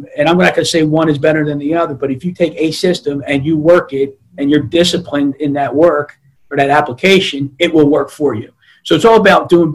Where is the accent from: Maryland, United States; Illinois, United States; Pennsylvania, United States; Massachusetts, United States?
Maryland, United States; Baltimore; also born or lived in Florida; I'm originally from Northeast Baltimore City. Grew up one of 7 kids in a 745 square foot house